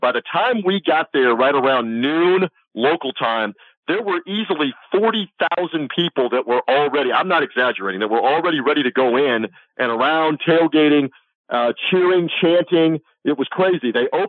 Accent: Florida, United States; I'm from Florida.

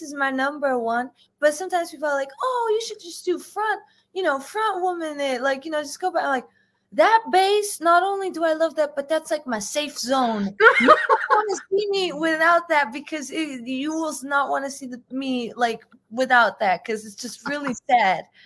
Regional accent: United States; I'm first generation, so I was born in, in the U.S.

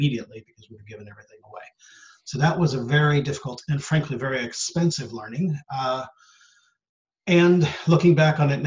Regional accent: United States; moved away as an adult; also born or lived in San Francisco Bay Area / Sri Lanka; I have come from the States. I'm originally American.

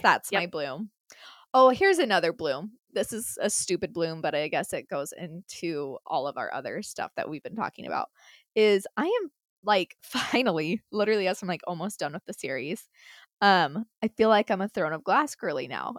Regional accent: Utah, United States; accent: Utah; also born or lived in Minnesota; I moved back to Utah when I was like nine

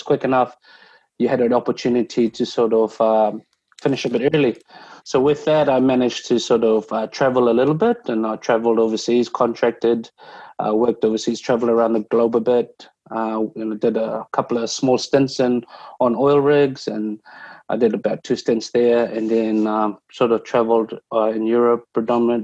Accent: Fiji; moved away; back home in Fiji

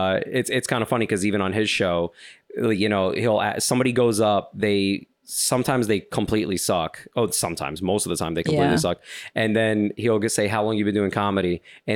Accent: New York, United States; first of all, I'm from New York.

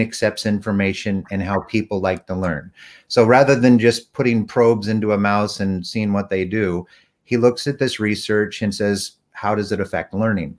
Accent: Texas, United States; I'm from Texas.

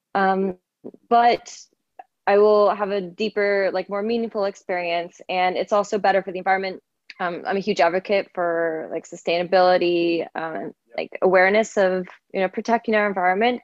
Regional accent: Canada; also born or lived in Toronto; I'm from Canada and I've been born and raised here

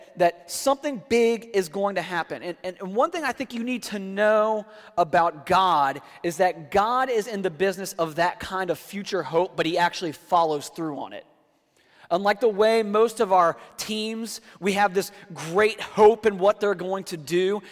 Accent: D.C., District of Columbia, United States; now in Florida, United States; I grew up outside of Washington, D.C.

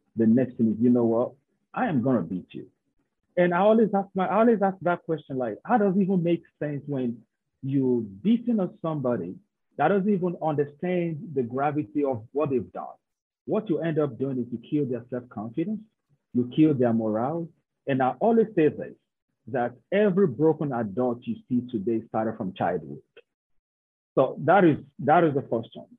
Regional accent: Nigeria; moved away as an adult; I'm somebody from Nigeria.

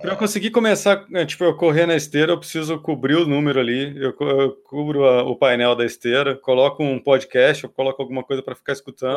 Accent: Campinas, São Paulo, Brazil; Sou de Campinas, formado em publicidade e propaganda pela PUC Campinas

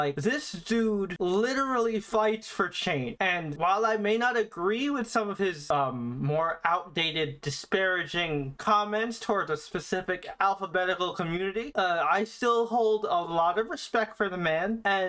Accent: Philippines; Not just because I'm Filipino, but because Pacquiao went from this poor kid in the Philippines

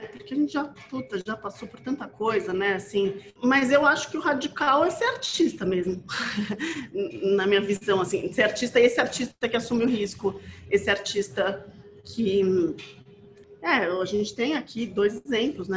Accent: Brazil; na nossa condição como brasileiro

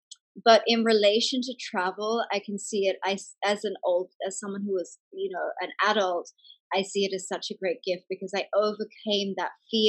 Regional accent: England, United Kingdom; moved away as an adult; now in Australia; I grew up in England, actually, from 5 till 18. I went to school in England. And so moving back to Australia at 18 was moving back to my mother's home.

